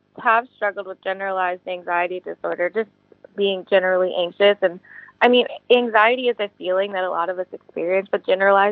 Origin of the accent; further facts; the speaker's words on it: Manassas, Virginia, United States; also born or lived in Charlottesville, Virginia; now in California, United States; I am from Manassas, Virginia. That's where I grew up predominantly in my youth.